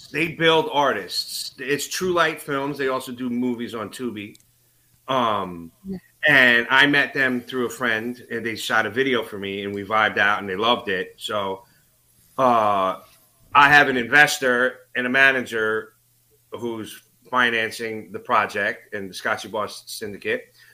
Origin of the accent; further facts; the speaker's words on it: New York City, New York, United States; now in North Jersey, United States; I grew up in Astoria, Queens